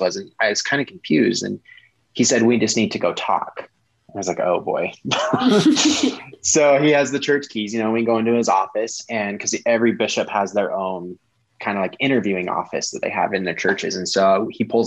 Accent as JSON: {"language": "English", "region": "Colorado", "country": "United States", "also_born_or_lived": "Salt Lake City, Utah", "moved": "as an adult", "said": "I was from Colorado"}